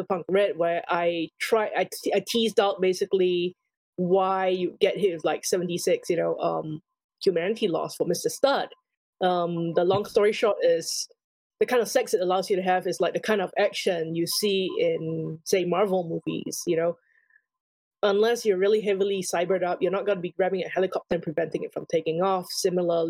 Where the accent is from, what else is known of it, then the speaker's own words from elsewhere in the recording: Singapore; I grew up in Singapore